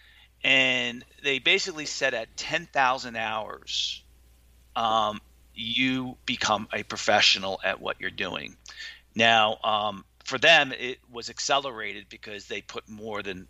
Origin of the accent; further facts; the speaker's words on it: Watchung, New Jersey, United States; also born or lived in Linden, New Jersey; I grew up in a town called Watchung, New Jersey. And Watchung, New Jersey, we moved from Linden, New Jersey when I was 3 years old